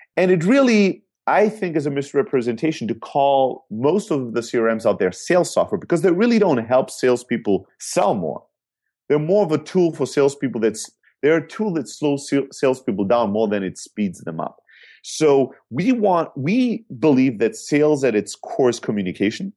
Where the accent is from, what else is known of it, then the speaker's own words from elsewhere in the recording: Germany; moved away; also born or lived in Greece; I'm originally from Greece, Uh, born and raised in Germany